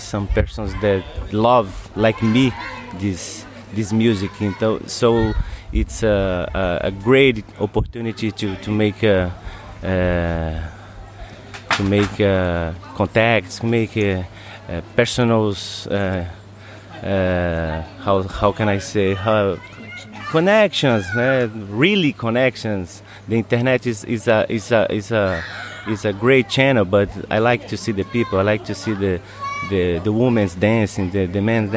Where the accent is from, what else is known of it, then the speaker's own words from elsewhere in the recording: Brazil; English is a second language; in Brazil we don't have this